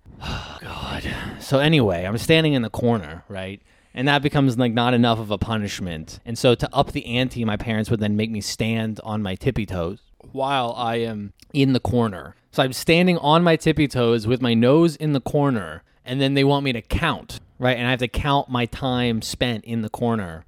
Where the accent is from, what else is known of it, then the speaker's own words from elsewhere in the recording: New York, United States; I'm from New York as well